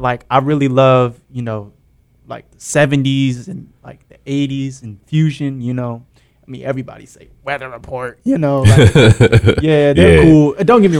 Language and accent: English; Maryland, United States; But I'm from Maryland. But, you know, we kind of say we're based out of the DMV, so.